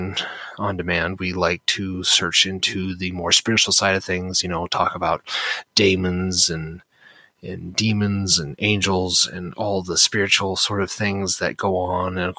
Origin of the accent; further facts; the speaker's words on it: United States; I'm born and raised in America